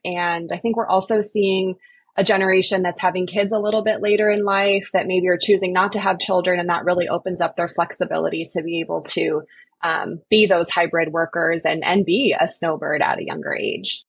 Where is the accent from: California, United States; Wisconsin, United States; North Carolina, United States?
California, United States; I grew up in California